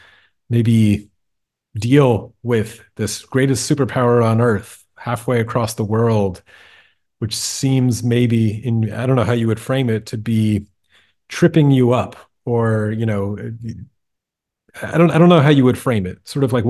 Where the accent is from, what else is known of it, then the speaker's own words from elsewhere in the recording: United States; I'm an American who grew up in a Jewish household